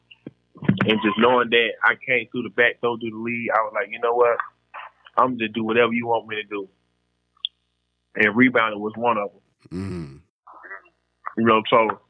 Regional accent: Pensacola, Florida, United States; moved away as an adult; growing up in Pensacola

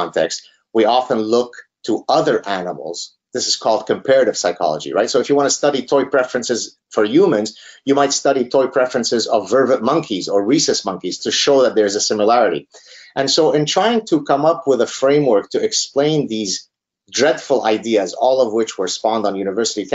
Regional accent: Lebanon; moved away; growing up in Lebanon as a part of the last Lebanese Jews that had steadfastly refused to leave Lebanon

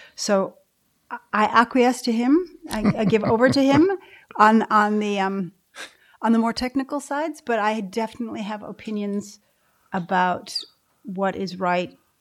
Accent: Midwest, United States; moved away as an adult; now in Ireland; growing up in the Midwest of the States

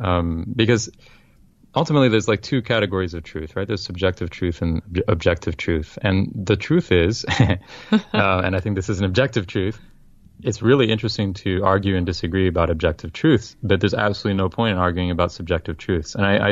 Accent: France; I grew up in France speaking French, and I went to all all my schooling in France was in public schools.

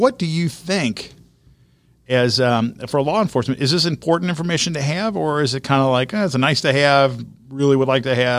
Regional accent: Colerain Township, Ohio, United States; I grew up in Corrine Township.

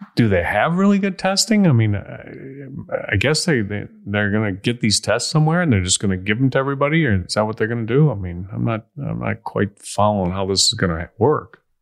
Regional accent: Chicago, Illinois, United States; I am from Chicago

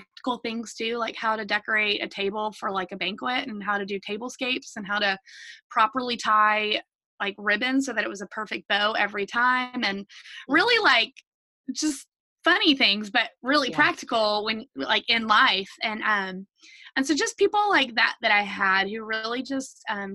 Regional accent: the South, United States; for you and I growing up in the South

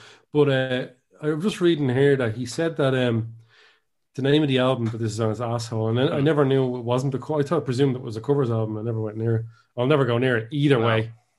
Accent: Ireland; I'm Irish

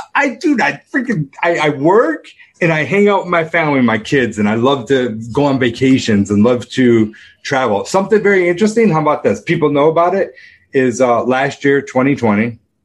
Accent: Rochester, New York, United States; I grew up in Rochester, New York

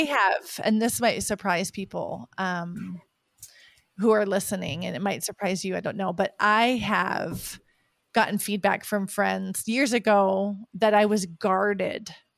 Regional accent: United States; moved away; I'm from an American background

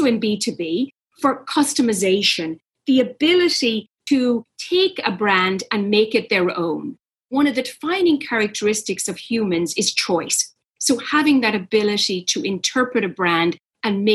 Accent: Ireland; I grew up in Ireland

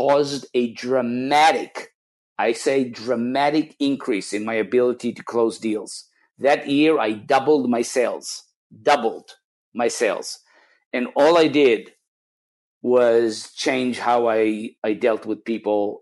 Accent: Israel; moved away; I'm come from Israel originally

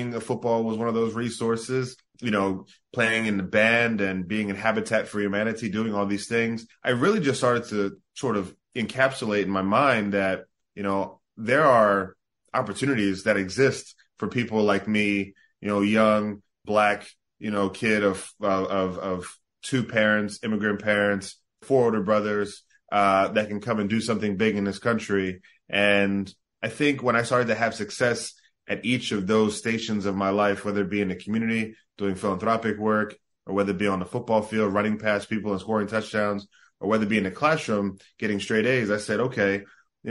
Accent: South Jersey near Atlantic City, New Jersey, United States; also born or lived in Bahamas; I grew up in South Jersey near Atlantic City. We left the Bahamas, you know, when I was around 3 years old

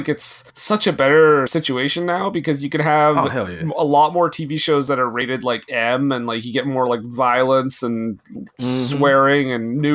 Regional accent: Canada; I'm Canadian

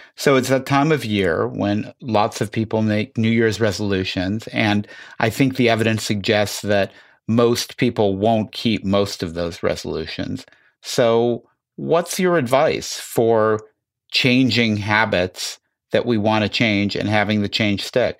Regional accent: Chicago, Illinois, United States; I grew up in Chicago

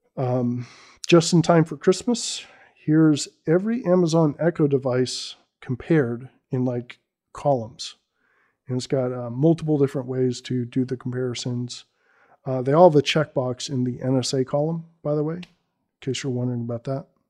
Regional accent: Bay Area, California, United States; I'm born and raised in the Bay Area

